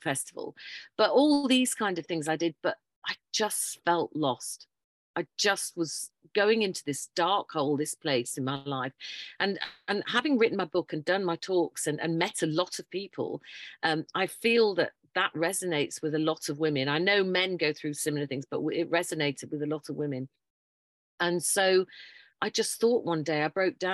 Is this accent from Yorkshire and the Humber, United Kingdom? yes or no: yes; Yorkshire and the Humber, United Kingdom; moved away as an adult; also born or lived in Tunbridge Wells, Kent; originally I'm a Yorkshire lass, but I moved down south because we had to go down and educate the southerners.